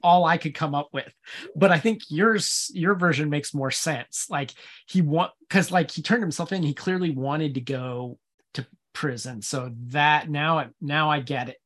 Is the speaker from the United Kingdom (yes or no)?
no; United States; I'm American